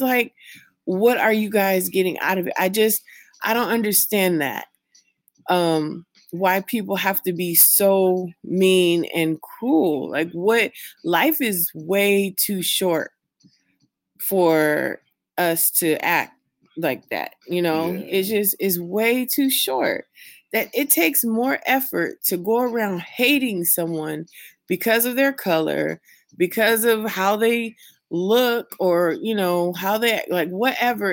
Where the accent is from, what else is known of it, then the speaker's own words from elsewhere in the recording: California, United States; now in Las Vegas, United States; my home state of California